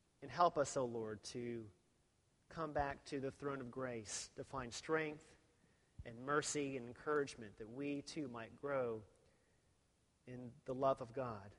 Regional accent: Texas, United States; I was from Texas

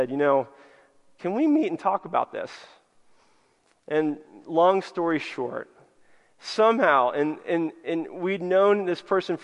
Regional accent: United States; us Americans

